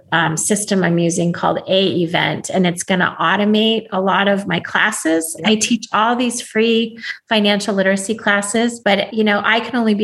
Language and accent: English; Alaska, United States; now in California, United States; I live in California, but I was raised in Alaska